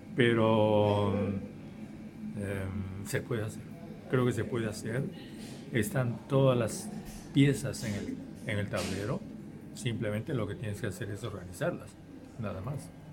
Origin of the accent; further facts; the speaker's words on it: Peru; yo soy simplemente un peruano que lucha por la, el cambio de su país